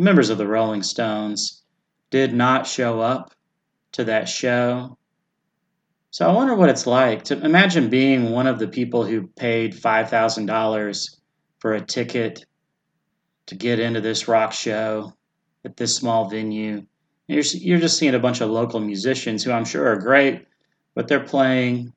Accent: south of Nashville, Tennessee, United States; Nashville, Tennessee, where I was born, very close to my hometown

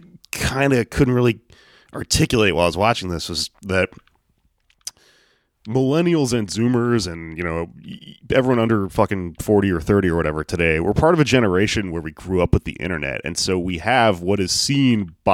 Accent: the South, Texas, United States; I'm from the South

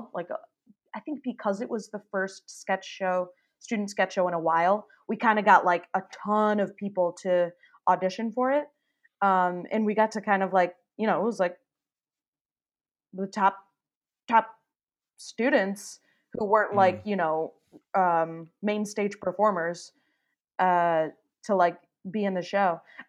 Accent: Detroit, Michigan, United States; So I am from Michigan, Detroit area.

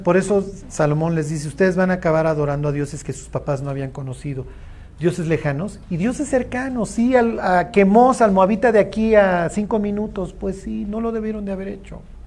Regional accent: Mexico; todos somos más mexicanos que el mole

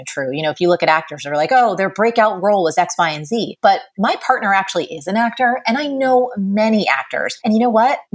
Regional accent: New Jersey, United States; I grew up in New Jersey.

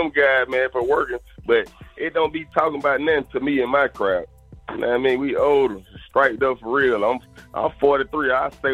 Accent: Atlanta, Georgia, United States; I'm born and raised in Atlanta

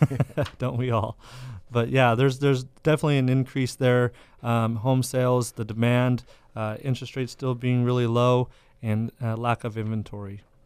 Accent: Madera, California, United States; I'm from Madera

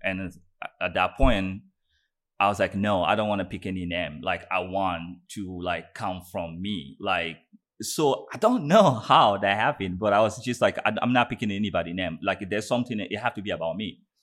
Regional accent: Guinea; I was born in Guinea, um, in, in West Africa, um, Guinea Conakry.

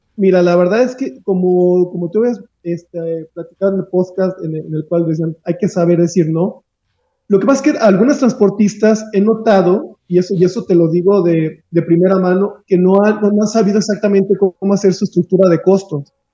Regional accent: Aguascalientes, Mexico; Yo soy oriundo de Aguascalientes

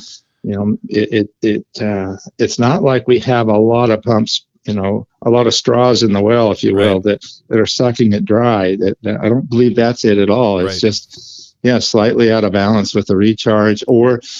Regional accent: Ferndale, California, United States; moved away as an adult; now in Crescent City, United States; I originally grew up in Humboldt County, just south of us, 100 miles away

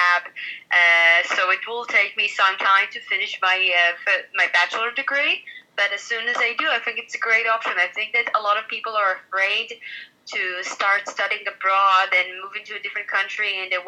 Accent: Israel; we're actually from the Middle East. We're not European

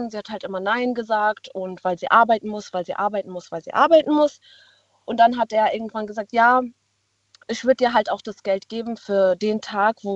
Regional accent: Baden-Württemberg, Germany; Wir kommen aus dem Schwarzwald.

